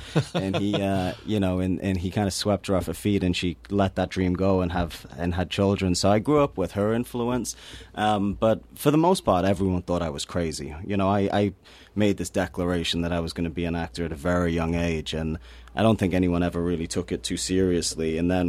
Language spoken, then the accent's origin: English; Newcastle upon Tyne, North East England, United Kingdom; I come from Newcastle upon Tyne, which is a very depressed working class city in the north of England.